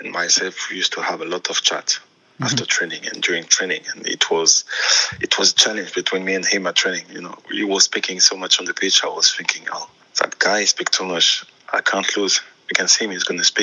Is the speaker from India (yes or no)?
no; Auxerre, Bourgogne-Franche-Comté, France; first language French; English is a second language; moved away as an adult; also born or lived in London, United Kingdom; now in United States; my first call in my hometown, in the club I was playing